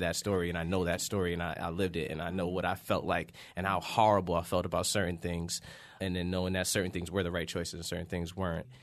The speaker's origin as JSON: {"language": "English", "town": "Yonkers", "region": "New York", "country": "United States", "moved": "yes", "said": "I'm from Yonkers, New York."}